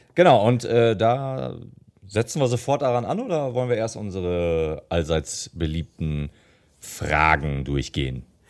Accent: Germany; als Deutscher

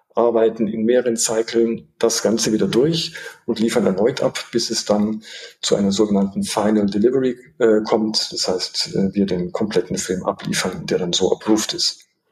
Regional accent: Munich, Bavaria, Germany; ich bin äh, in München aufgewachsen, geboren und aufgewachsen

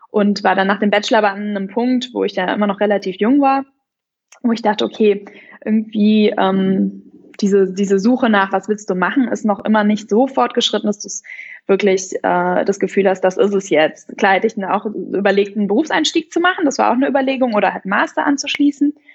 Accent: North Rhine-Westphalia, Germany; ich komme aus, aus der Nähe von Köln, dann möchte ich jetzt irgendwie auch anders studieren und dann bin ich nach München gegangen

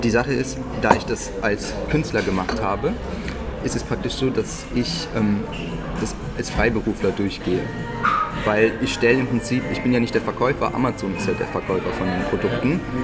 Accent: near Düsseldorf, North Rhine-Westphalia, Germany; moved away as an adult; now in Berlin, Germany; ich komme ursprünglich ähm, aus der Nähe von Düsseldorf, bin jetzt zum Studium, also im September nach Berlin gezogen

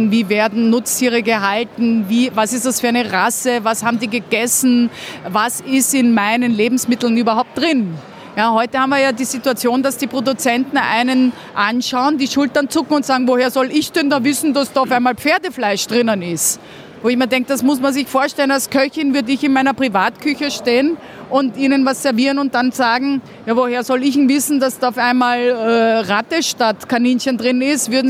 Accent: Vienna, Austria; Und deswegen hat man als richtiger Wiener eine besondere Vorliebe für gutes Essen.

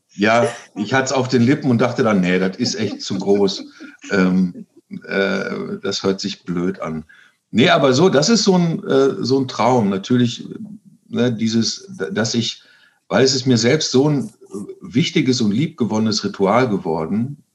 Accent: East Frisia, Lower Saxony, Germany; moved away; ich ähm, einen Großteil meiner Kindheit äh, äh, im Norden verbracht habe, in Ostfriesland

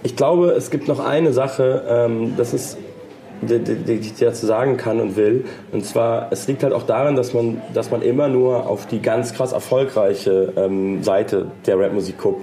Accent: Munich, Bavaria, Germany; Ich komme aus München.

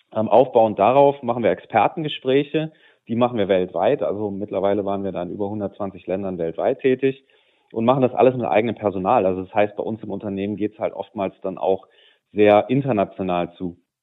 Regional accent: Düsseldorf, North Rhine-Westphalia, Germany; also born or lived in Cologne; als Düsseldorfer

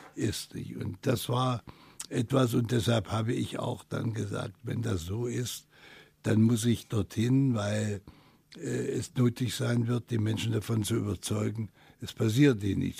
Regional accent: Halle, Saxony-Anhalt, Germany; moved away; also born or lived in West Germany; einmal meine Heimat Halle verlassen habe, nach Westdeutschland

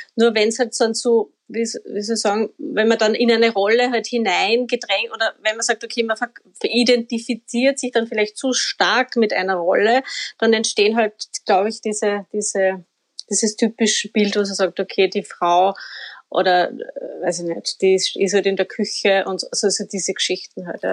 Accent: Upper Austria, Austria; now in Vienna, Austria

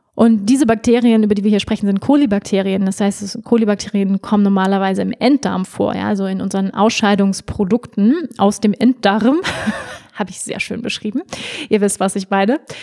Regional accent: Schleswig-Holstein, Germany; also born or lived in Hamburg; ich bin in Hamburg geboren. Wir sind dann aufs Land gezogen nach Schleswig-Holstein

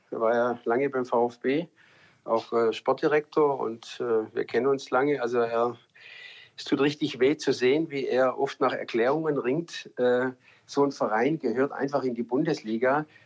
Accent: Stuttgart, Baden-Württemberg, Germany; ja ich bin ja in Stuttgart geboren, äh, wohne zehn Minuten weg vom Stadion, von der Mercedes-Benz Arena.

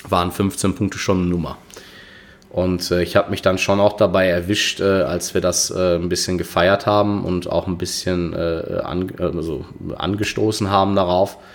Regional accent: Dortmund, North Rhine-Westphalia, Germany; es ist meine Heimatstadt. Das äh, ich bin vor ein paar Jahren zurück nach Dortmund gekommen.

